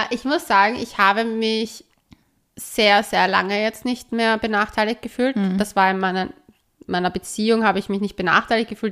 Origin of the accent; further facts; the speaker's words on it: Austria; ich als Österreicherin